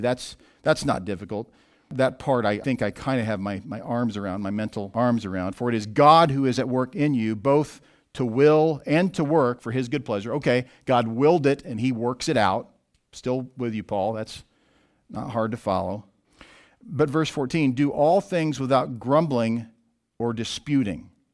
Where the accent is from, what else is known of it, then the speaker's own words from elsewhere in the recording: Southwest Missouri, United States; I grew up in Southwest Missouri, where there was a lot of bodies of water to choose from